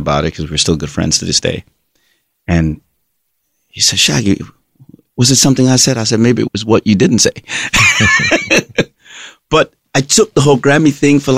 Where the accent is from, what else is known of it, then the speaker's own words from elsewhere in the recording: Kingston, Jamaica; moved away as an adult; also born or lived in Rae Town, Jamaica / Brooklyn, New York; Born and raised in Kingston, still live